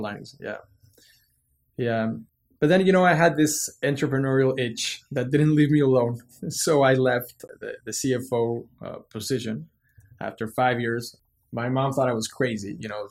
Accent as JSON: {"language": "English", "region": "Mexico City", "country": "Mexico", "tie": "born or raised there", "said": "I was born and raised in Mexico City"}